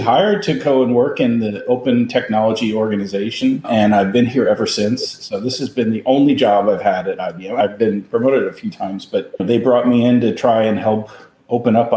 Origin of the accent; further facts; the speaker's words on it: Rye, New York, United States; I grew up in Westchester. I grew up in Rye